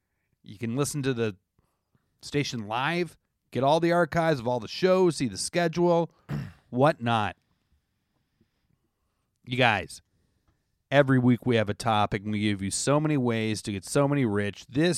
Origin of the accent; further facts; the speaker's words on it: Canada; now in United States; I'm a Canadian.